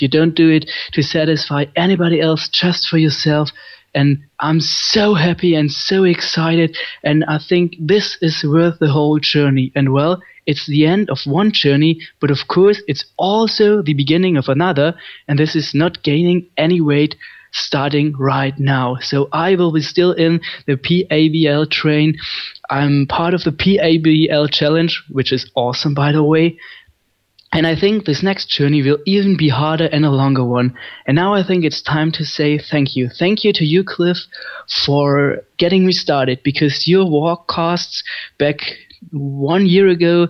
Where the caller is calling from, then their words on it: Germany; from Germany again calling